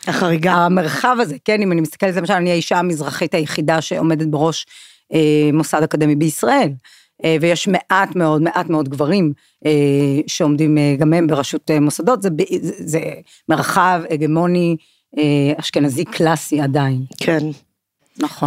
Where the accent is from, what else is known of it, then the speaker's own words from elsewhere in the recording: Kiryat Malakhi, Southern District, Israel; משום שגדלתי בקריית מלאכי